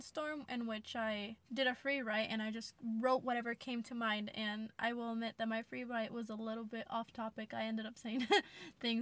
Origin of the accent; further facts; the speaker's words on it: United States; first language English; I was born in the United States